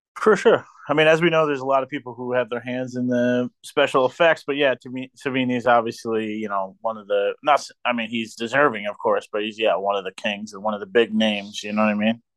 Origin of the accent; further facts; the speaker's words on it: New York, United States; also born or lived in Maryland; now in Pennsylvania, United States; I'm from New York